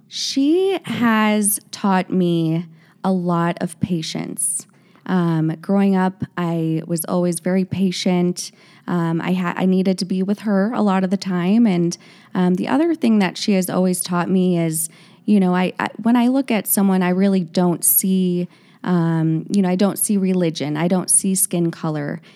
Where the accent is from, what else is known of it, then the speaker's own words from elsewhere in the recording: Naperville, Illinois, United States; I grew up in Naperville, Illinois with my parents and two sisters